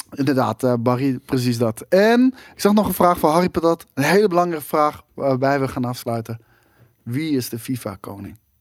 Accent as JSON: {"language": "Dutch", "town": "Arnhem", "region": "Gelderland", "country": "Netherlands", "said": "Ik ben een Arnhemmer"}